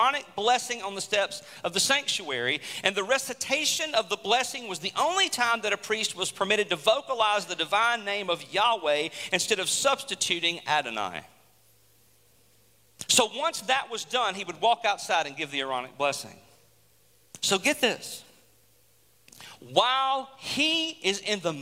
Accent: United States; us as American citizens

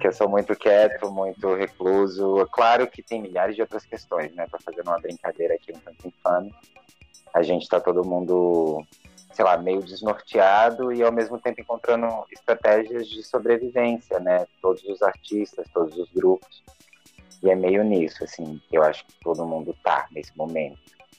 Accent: Recife, Pernambuco, Brazil; also born or lived in Garanhuns; Eu sou de lá, sou natural de Garanhuns, apesar de ter morado mais em Recife do que lá

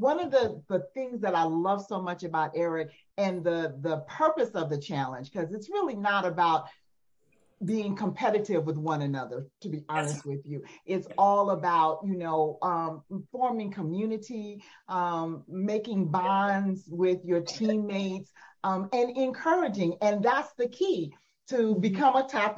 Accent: Las Vegas, Nevada, United States; now in Atlanta, United States; I'm from Las Vegas, Nevada. I'm currently on assignment in Atlanta, Georgia

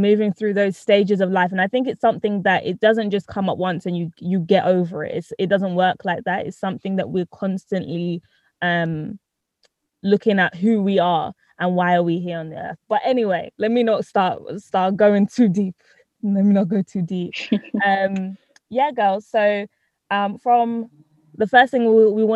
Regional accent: United Kingdom; also born or lived in Trinidad; I was born in Trinidad, but I've lived here in Britain since I was one.

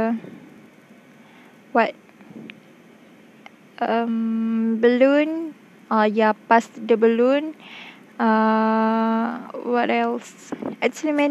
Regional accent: Selangor, Malaysia; moved away; also born or lived in Terengganu; I came from Selangor

